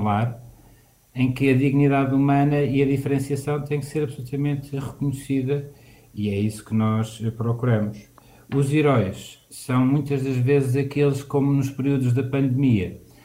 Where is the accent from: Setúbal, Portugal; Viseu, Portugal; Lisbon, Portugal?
Lisbon, Portugal; eu tive a recordar e vivenciar outra vez o sítio onde passei a minha infância e onde cresci. Eh, e algumas das histórias que estão aqui retratadas do Centro Histórico